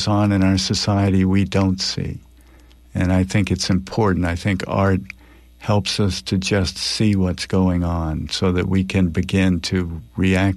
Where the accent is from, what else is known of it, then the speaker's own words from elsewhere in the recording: Deep South, United States; I grew up in the Deep South in the 1950s.